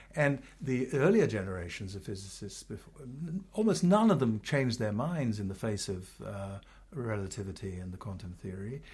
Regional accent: Ghana; moved away as an adult; also born or lived in London, United Kingdom; now in United States; I grew up in, in Ghana, I was born in England

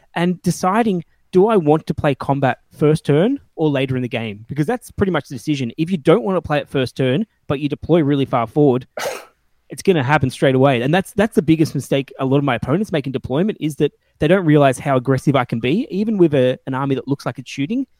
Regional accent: Melbourne, Victoria, Australia; I'm a gamer from Australia, Melbourne, in Australia

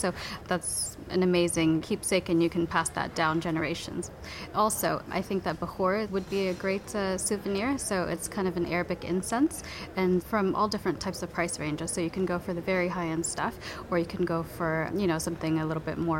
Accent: Los Angeles, California, United States; moved away as an adult; now in Abu Dhabi, United Arab Emirates; So I'm from Los Angeles

